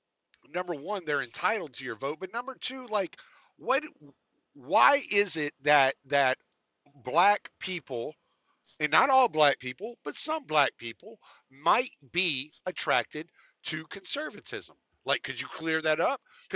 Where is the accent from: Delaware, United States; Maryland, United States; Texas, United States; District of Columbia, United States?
Texas, United States; also born or lived in Louisiana; I lived in the South most of my life. I grew up in Katy and Houston and Dallas and fucking in Moss Bluff and Lake Charles. All right. I'm a stupid Southern white boy